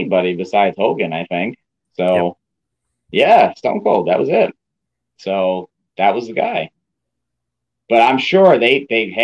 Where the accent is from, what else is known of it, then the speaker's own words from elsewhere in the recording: Albany, New York, United States; It was their first event in Albany, New York, hometown